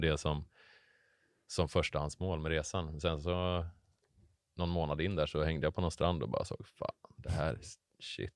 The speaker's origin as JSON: {"language": "Swedish", "town": "Hammarö", "region": "Värmland", "country": "Sweden", "tie": "born or raised there", "also_born_or_lived": "Bohuslän", "moved": "as an adult", "lives_now": "Gothenburg, Sweden", "said": "jag är född och uppvuxen på, eh, Hammarö utanför"}